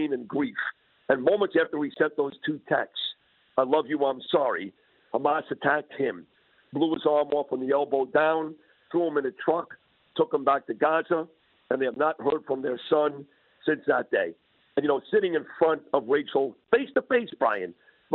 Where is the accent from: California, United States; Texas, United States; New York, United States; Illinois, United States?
New York, United States; New York City; being a Jewish male, born and raised in Brooklyn, New York, yes, New York is my home